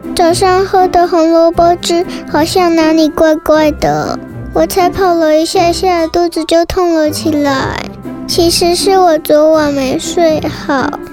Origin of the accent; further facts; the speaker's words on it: Kaohsiung, Taiwan; 我来自高雄